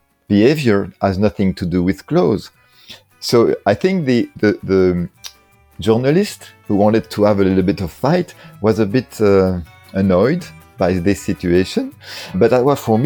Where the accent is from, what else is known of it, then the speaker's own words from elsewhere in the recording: France; English is a second language; moved away as an adult; also born or lived in Paris; now in Brussels, Belgium; I grew up in France, and it was also in the 70s